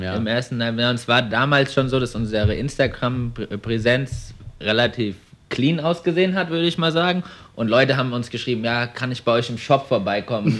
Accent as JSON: {"language": "German", "town": "Frankfurt am Main", "region": "Hesse", "country": "Germany", "moved": "as an adult", "lives_now": "Melbourne, Australia", "said": "ich bin 25 Jahre alt, komme ursprünglich aus ähm, Frankfurt am Main"}